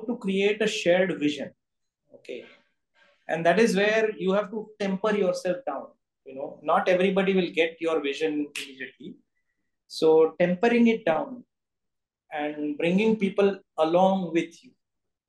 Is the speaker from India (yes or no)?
yes; India